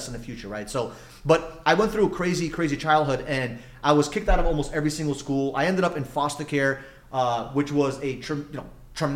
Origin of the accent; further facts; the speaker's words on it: New York, United States; I grew up in New York